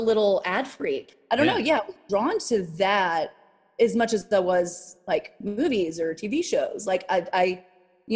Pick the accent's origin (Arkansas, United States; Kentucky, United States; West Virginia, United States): Arkansas, United States; Hope; moved away; also born or lived in New York; Hope, Arkansas was where I was born and raised.